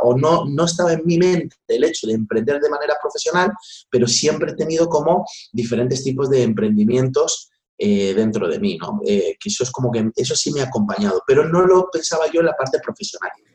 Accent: Madrid, Community of Madrid, Spain; also born or lived in Vallecas, Madrid / Valdemoro; viví en Canillejas mucho tiempo, hasta los 18 años, y después de allí, pues me, fui al barrio de Vallecas.

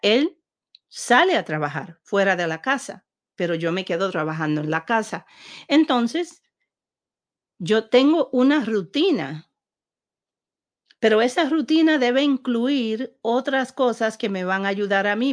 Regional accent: Puerto Rico; moved away; siendo puertorriqueña y, siendo nacida en una isla

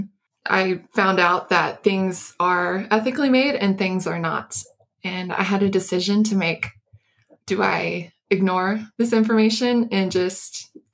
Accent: Florida, United States; I grew up in Florida, which was down by the sea.

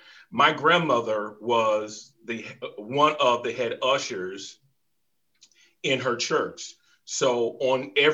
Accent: the South, United States; moved away as an adult; also born or lived in Jacksonville, Florida / Philadelphia; growing up in the South

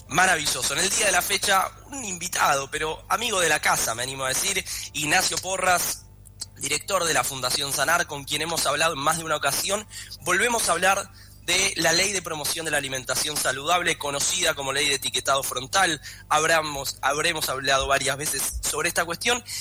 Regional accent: Argentina

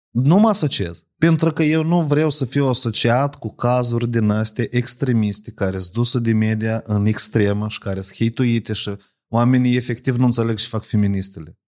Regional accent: Moldova; Eu sunt moldovean.

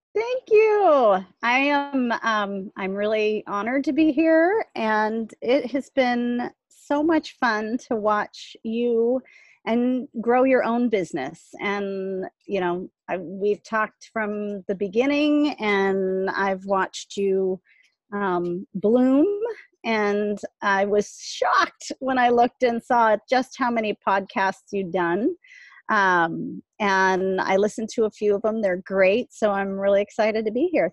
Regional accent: South Bay, California, United States; middle class kid growing up in the South Bay um, in the 70s

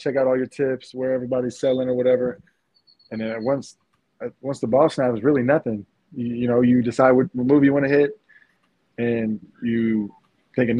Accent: Houston, Texas, United States; being from my hometown

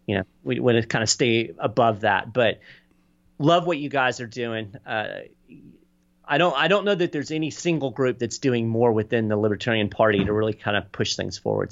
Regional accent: Lexington, Kentucky, United States; moved away as an adult; also born or lived in Florida; now in Nassau County, Florida, United States; I grew up in Lexington, Kentucky

